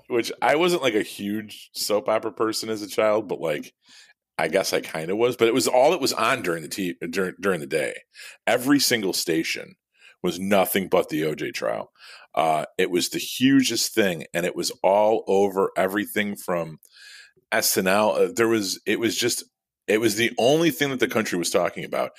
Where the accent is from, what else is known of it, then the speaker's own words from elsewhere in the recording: Midwest, United States; also born or lived in Illinois; being a Midwesterner